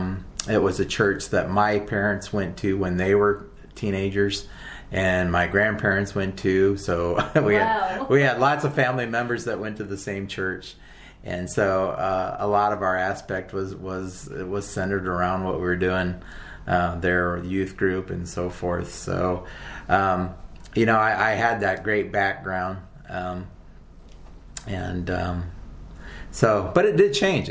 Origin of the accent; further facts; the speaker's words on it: Iowa, United States; moved away as an adult; also born or lived in Wyoming / South Dakota; now in Port Orchard, United States; I was born and raised in the Midwest in Iowa, mostly on a farm